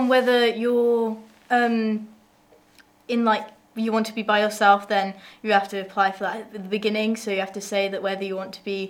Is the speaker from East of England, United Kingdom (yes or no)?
yes; East of England, United Kingdom; I'm nowhere near that. I'm from Essex.